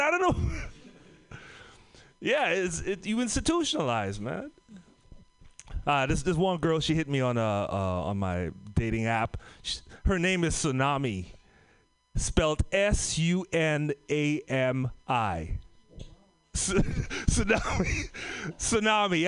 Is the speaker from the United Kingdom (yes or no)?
no; Trinidad & Tobago; moved away; also born or lived in San Francisco Bay Area; I'm from the Caribbean, Trinidad and Tobago.